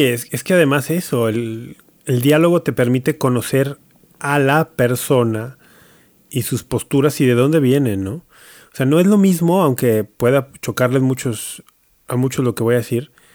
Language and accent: Spanish; Mexico; Soy mexicano